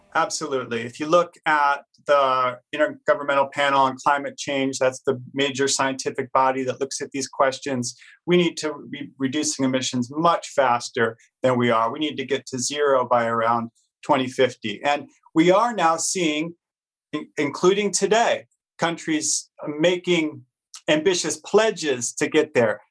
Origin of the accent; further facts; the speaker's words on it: United States; I'm an American